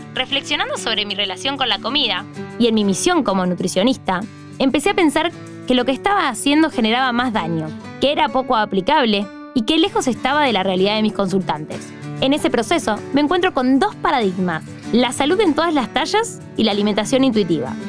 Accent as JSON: {"language": "Spanish", "country": "Argentina", "said": "Vivo y soy de Argentina."}